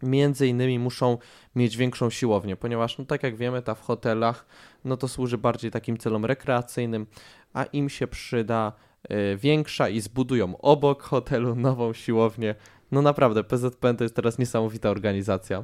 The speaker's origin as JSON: {"language": "Polish", "town": "Radom", "region": "Masovian Voivodeship", "country": "Poland", "said": "ja jako radomianin"}